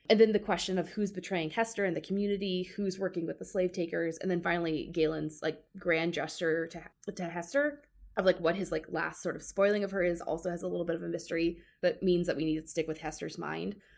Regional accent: Georgia, United States; I grew up in the South, I grew up in Georgia

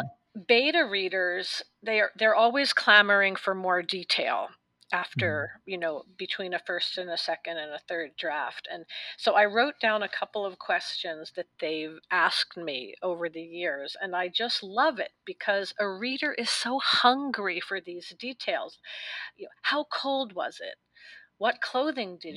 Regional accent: New York City, New York, United States; I was born in New York City and I lived a completely different life as a young woman.

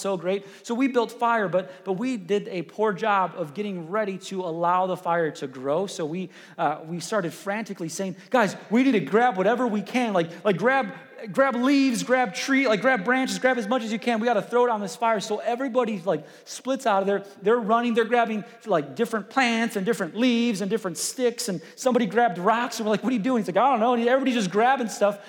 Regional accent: Chicago, Illinois, United States; I grew up in Chicago

